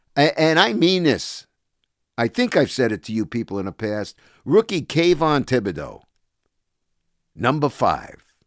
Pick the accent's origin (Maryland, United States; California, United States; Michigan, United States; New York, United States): New York, United States; New York area, United States; moved away as an adult; also born or lived in Toronto; I came back from Toronto, uh, came home to the New York area in eighty-eight